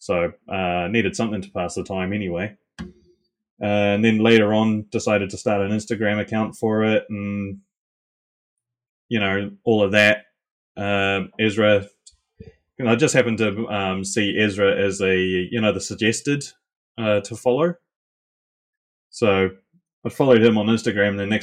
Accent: Auckland, New Zealand; I was born in Auckland

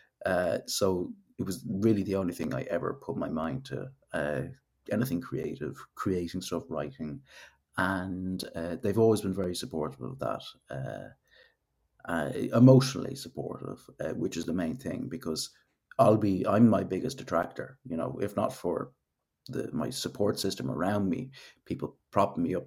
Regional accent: Killiney, Leinster, Ireland; moved away as an adult; also born or lived in Manchester / London; now in Los Angeles, United States; Grew up in, was South County Dublin, Killiney to be specific

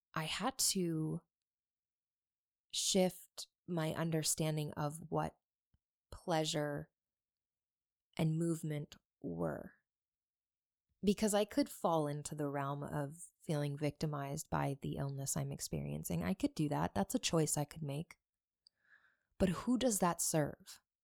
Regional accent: Buffalo, New York, United States; I grew up in Buffalo, New York

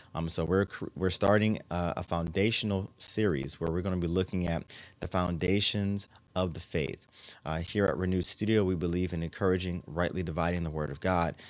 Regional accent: Maryland, United States; my home state of Maryland

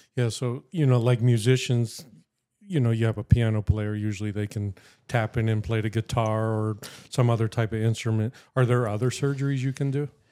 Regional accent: Erie, Pennsylvania, United States; from Erie, Erie, P A, born, raised, never left.

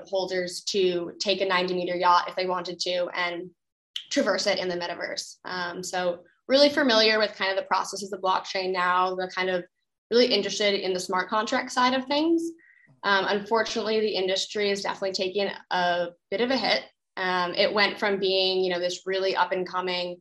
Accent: Cambridge, Massachusetts, United States; Growing up in Cambridge, Massachusetts

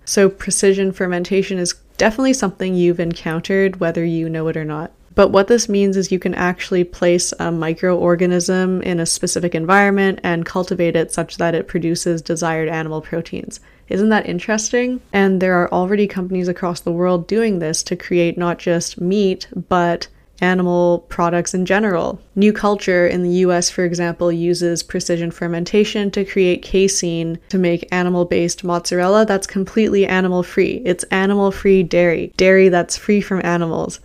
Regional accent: Canada; I'm Canadian. I live in Canada right now.

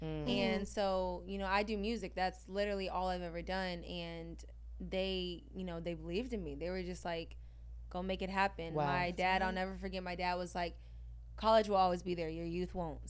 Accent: Pearland, Texas, United States; moved away as an adult; now in Los Angeles, United States; Pearland, to be specific.

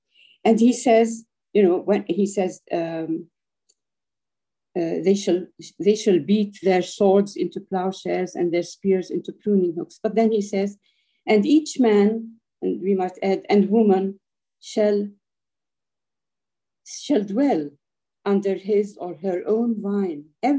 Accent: Haifa, Haifa District, Israel; born there; The first house, I mean, where I was born in Haifa, had this vine.

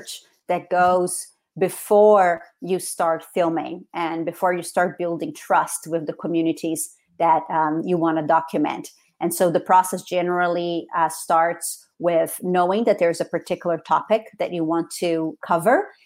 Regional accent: Rio de Janeiro, Brazil; English is a second language; moved away as an adult; now in United States; I was born and raised in Rio de Janeiro in Brazil, and I came to the United States originally to study English for 1 year

